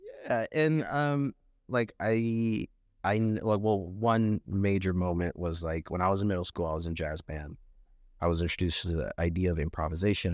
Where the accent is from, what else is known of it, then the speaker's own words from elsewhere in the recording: Los Angeles, California, United States; also born or lived in North Hollywood, California; I was born in Van Nuys, but I grew up in North Hollywood for, like, a little bit